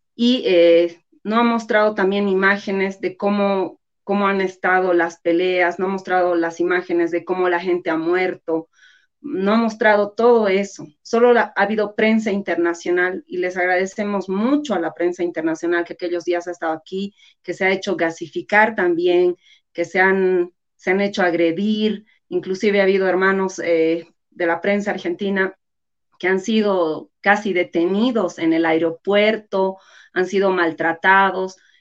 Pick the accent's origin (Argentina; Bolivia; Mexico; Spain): Bolivia; como bolivianos